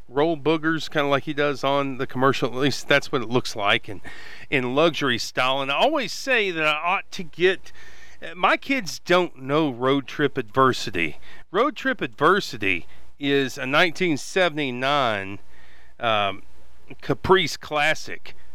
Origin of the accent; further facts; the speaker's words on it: West Texas, United States; growing up in Hell County, that's kind of what we felt about Travis County and Austin.